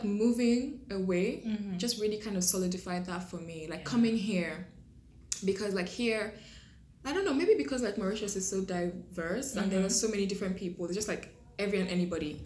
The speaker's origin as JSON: {"language": "English", "country": "Nigeria", "tie": "born or raised there", "moved": "yes", "said": "growing up in Nigeria"}